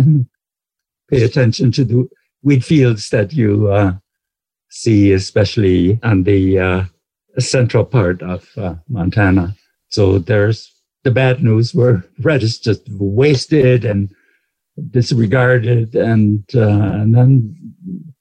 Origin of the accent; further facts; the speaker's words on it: Black Forest, Baden-Württemberg, Germany; I grew up in the Black Forest